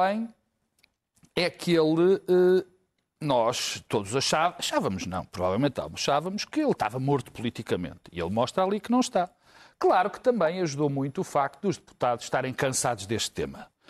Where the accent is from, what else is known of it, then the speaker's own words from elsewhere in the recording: Portugal; also born or lived in Lisbon / Porto; Mas eu sou português, vivo em Lisboa e vivo no Porto